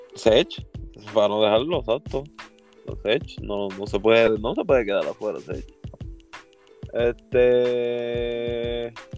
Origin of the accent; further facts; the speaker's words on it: Puerto Rico; Somos boricua